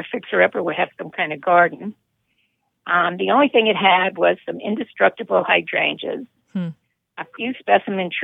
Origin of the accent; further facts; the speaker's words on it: New York City, New York, United States; also born or lived in West Hampton Beach; I grew up in New York City and also one of its suburbs briefly, and spent many years in the concrete jungle